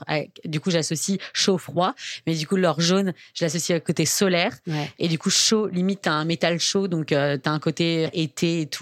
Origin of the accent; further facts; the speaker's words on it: Metz, Grand Est, France; Enfin l'est de la France me fait pas déprimer comme quand je dis que je viens de Metz